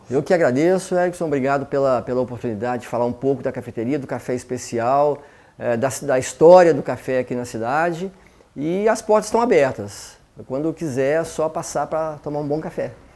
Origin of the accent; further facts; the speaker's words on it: Belo Horizonte, Minas Gerais, Brazil; now in Campinas, Brazil; eu sou mineiro, eu sou de Belo Horizonte, eu estou morando em Campinas, eu moro em Campinas há 20 anos